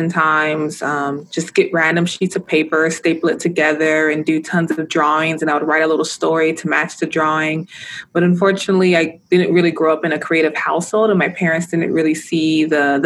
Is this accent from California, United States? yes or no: yes; Los Angeles, California, United States; growing up in South Central Los Angeles